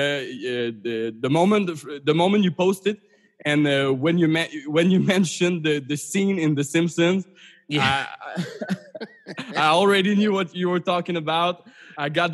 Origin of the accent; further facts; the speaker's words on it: Canada; as a Canadian